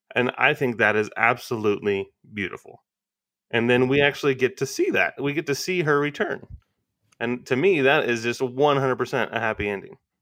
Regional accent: United States; as an American audience

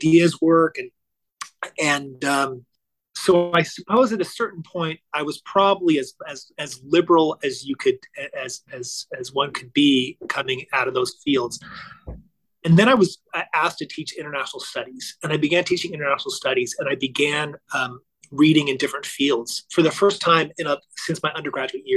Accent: Orange County, California, United States; I grew up in Orange County, California in the 1980s.

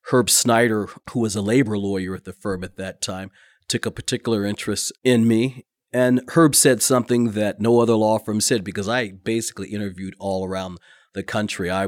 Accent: Madrid, Community of Madrid, Spain; also born or lived in Kokomo, Indiana, United States; now in United States; And so we grew up mostly overseas in Madrid, Spain. And then his final tour of duty was at uh, Grissom Air Force Base. And then he became the chief probation officer there in uh, Kokomo, Indiana.

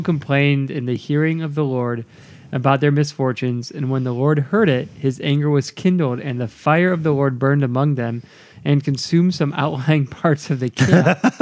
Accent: United States; I'm an American

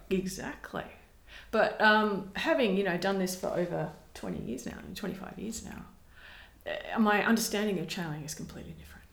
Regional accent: Perth, Western Australia, Australia; I grew up south of the river uh, in Rossmoyne

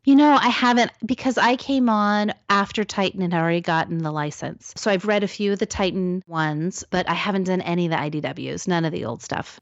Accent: Salem, Oregon, United States; I grew up in Salem, Oregon

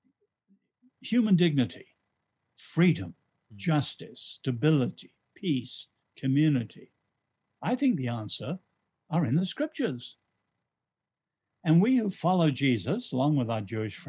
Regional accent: England, United Kingdom; also born or lived in Asia; I'm English. I was born in Asia. I'm not American

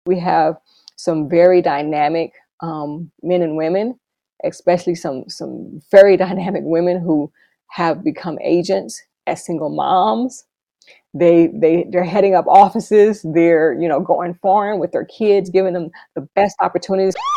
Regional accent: Dallas, Texas, United States; moved away as an adult; also born or lived in Los Angeles, California / Bridgetown, Barbados / San Juan, Puerto Rico; now in Kansas, United States; I'm originally from Dallas, Texas.

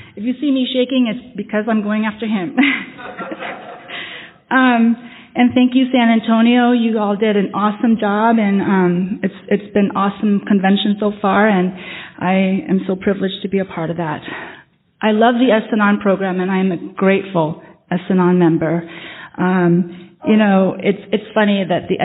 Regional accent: Vietnam; moved away; I come from Vietnam. I'm Vietnamese. Even though I don't look it, a part of my past is that I am Vietnamese. I am adopted into a Vietnamese family. I was born in Vietnam

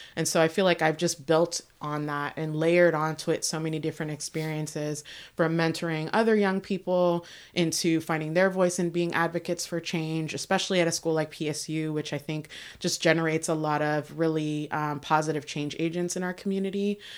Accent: Northern Virginia, United States; moved away; I am originally from Virginia. I was born there

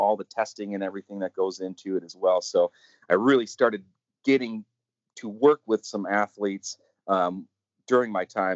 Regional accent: Wisconsin, United States; moved away as an adult; also born or lived in Arizona; I was originally from Wisconsin, and I needed to get out of the snow and the darkness

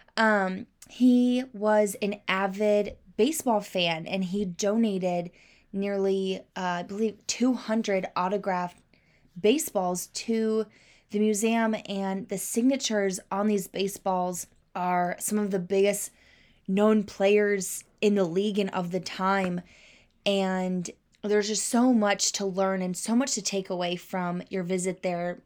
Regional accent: Kansas City, Missouri, United States; growing up in the South Suburbs of Kansas City

